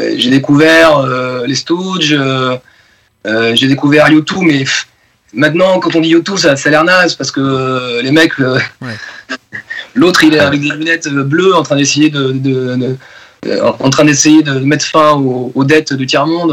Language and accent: French; Bordeaux, Nouvelle-Aquitaine, France; also born or lived in Basque Country; now in Paris region, France; j'ai vécu à Bordeaux, mais toute ma famille du Pays Basque